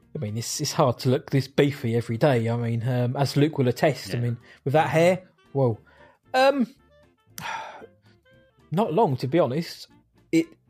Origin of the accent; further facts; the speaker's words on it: England, United Kingdom; I'm English.